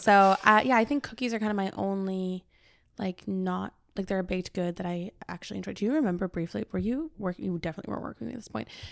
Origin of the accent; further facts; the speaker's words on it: Cobourg, Ontario, Canada; now in Toronto, Canada; I went back to my hometown